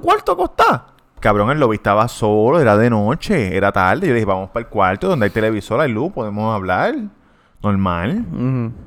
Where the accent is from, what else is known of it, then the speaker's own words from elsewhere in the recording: Puerto Rico; yo soy puertorriqueño